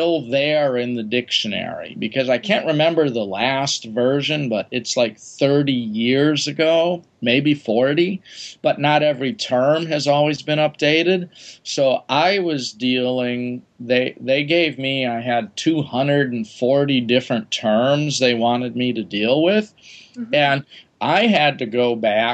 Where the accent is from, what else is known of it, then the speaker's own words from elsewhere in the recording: Wisconsin, United States; moved away; I grew up in Wisconsin